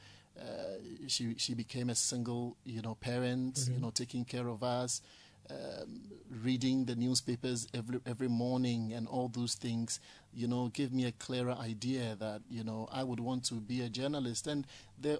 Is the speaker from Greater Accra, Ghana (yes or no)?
yes; Accra, Greater Accra, Ghana; I grew up in Ablekuma Central constituency. I lived in New Russia as a child